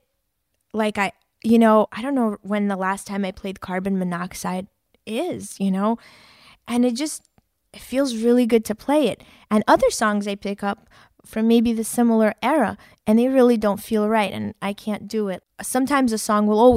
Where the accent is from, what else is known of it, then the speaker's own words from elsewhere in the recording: New York City, New York, United States; as a New Yorker